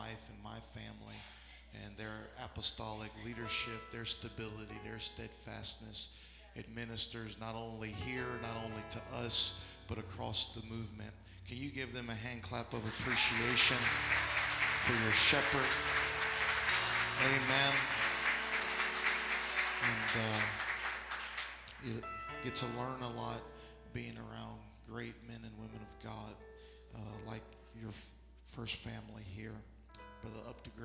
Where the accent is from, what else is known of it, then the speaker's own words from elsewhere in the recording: Florida, United States; I'm from Florida